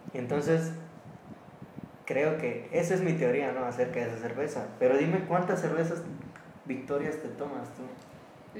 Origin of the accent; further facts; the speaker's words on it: Ciudad Altamirano, Guerrero, Mexico; now in Chilpancingo, Mexico; Soy originario de un municipio de la Tierra Caliente que se llama Pungarabato, ah, ah, ciudad Altamirano